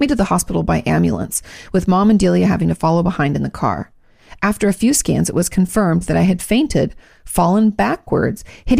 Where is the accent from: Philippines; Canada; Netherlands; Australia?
Australia; Gold Coast, Queensland; We're from the Gold Coast, just south of Brisbane.